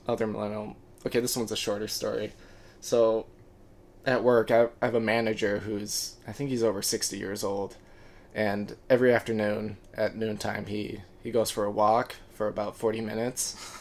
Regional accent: Birmingham, Michigan, United States; from Southeast, Southeast Michigan, um, Birmingham, Michigan, to be more precise. Uh, I went to high school with Maddie

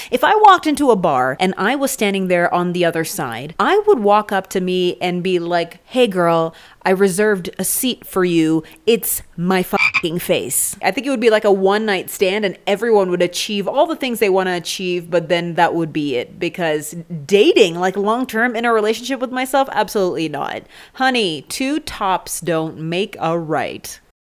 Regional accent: Canada; I'm from Canada.

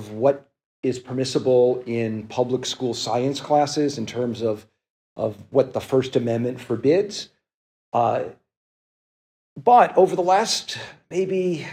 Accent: Las Vegas, Nevada, United States; moved away; also born or lived in Brooklyn, New York; I am a New Yorker. I was born in Brooklyn, did my doctorate at Fordham, but grew up in Las Vegas

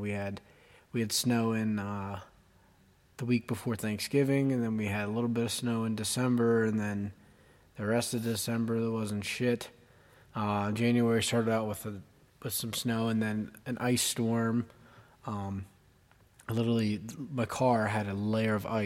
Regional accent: Johnstown, Pennsylvania, United States; I'm 22 years old, and I'm from Johnstown, Pennsylvania

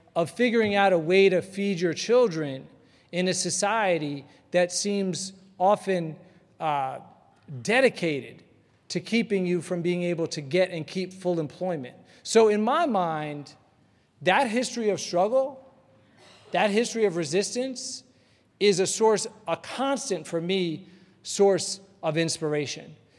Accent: Atlanta, Georgia, United States; growing up in Atlanta

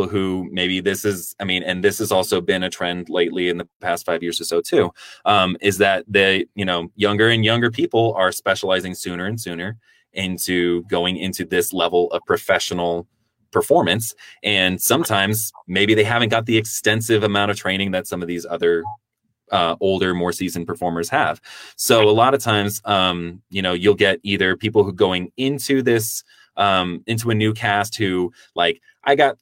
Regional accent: Denver, Colorado, United States; I'm back in my hometown of Denver, Colorado

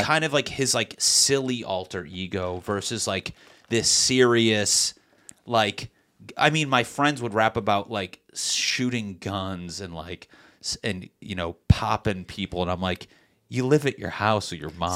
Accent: Meriden, Connecticut, United States; now in Los Angeles, United States; Connecticut in my hometown, Meriden, we just so happen to have a big Puerto Rican and Black population

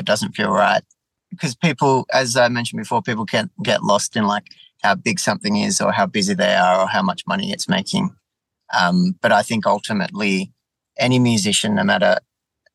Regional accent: south coast of New South Wales, Australia; also born or lived in Melbourne, Victoria; I was born in Melbourne, but I grew up and based now on the south coast. So it's just at the bottom of New South Wales.

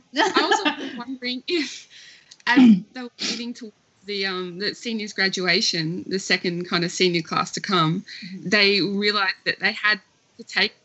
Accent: Australia

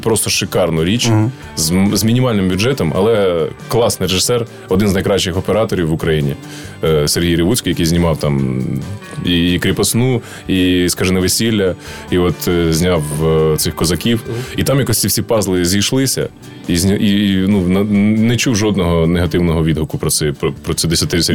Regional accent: Ukraine; нам, українцям

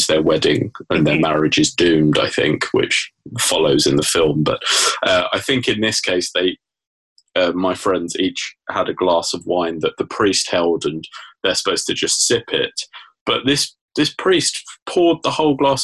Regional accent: England, United Kingdom; I'm an Englishman abroad

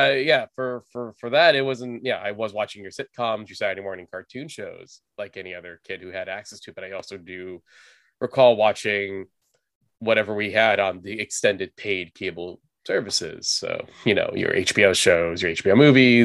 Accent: Southern California, United States; I was born in Southern California. My family's from the Philippines. They moved here mid 70s. My brother, my sister came here early 80s, and I was born in 83. Kind of grew up here, never really lived outside of the state

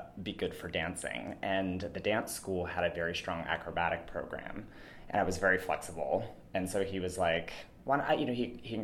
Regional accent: McDonald, Pennsylvania, United States; I grew up in a tiny town called McDonald

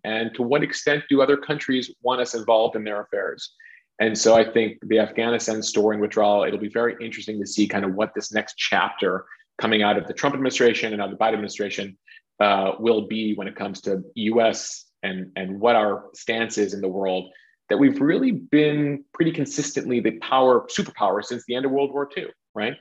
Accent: Chicago, Illinois, United States; I grew up in Chicago

